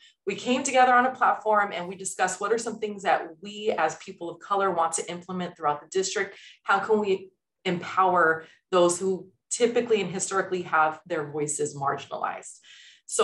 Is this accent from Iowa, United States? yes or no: no; Los Angeles, California, United States; also born or lived in Palm Springs; I hail from Los Angeles, born and raised. I was a high school teacher for nearly 15 years in South LA.